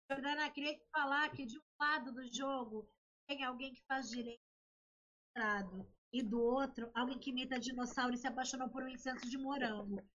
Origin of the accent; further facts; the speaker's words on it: Rio de Janeiro, Brazil; Eu sou carioca e falo.